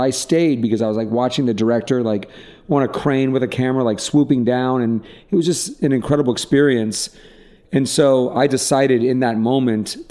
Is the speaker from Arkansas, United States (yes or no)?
no; Atlanta, Georgia, United States; moved away as an adult; also born or lived in New York; now in Los Angeles, United States; I grew up in Atlanta, Georgia, into a pretty privileged life.